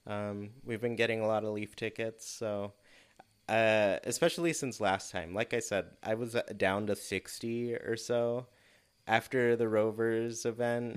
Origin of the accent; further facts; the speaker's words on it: Southern California, United States; growing up in Southern California with all the fires